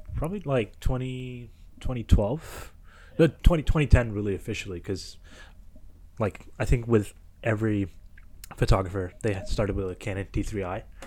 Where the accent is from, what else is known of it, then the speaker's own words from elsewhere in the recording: Kitchener, Ontario, Canada; I was from Kitchener, Waterloo